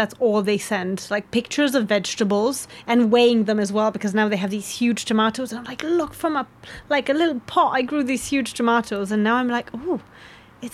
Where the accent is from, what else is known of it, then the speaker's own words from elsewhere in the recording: Romania; now in United Kingdom; I felt like I accepted being Romanian after I got British citizenship